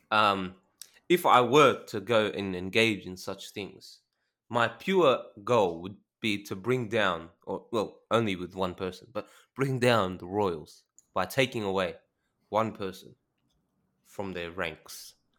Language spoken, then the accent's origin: English; Australia; I'm Australian